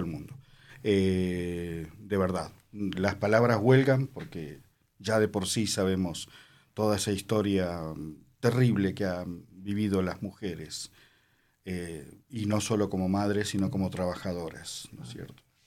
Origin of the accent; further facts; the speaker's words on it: Argentina; moved away as an adult; also born or lived in Italy / Mexico; me llevaron de chiquitito a la Argentina, de año y medio, dos, y bueno, después me, hice ciudadano